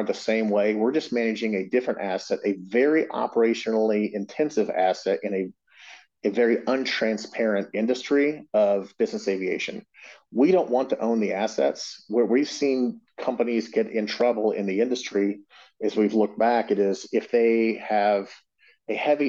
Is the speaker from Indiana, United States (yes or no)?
yes; Indianapolis, Indiana, United States; Indianapolis, yeah, that's my hometown. I'm a Hoosier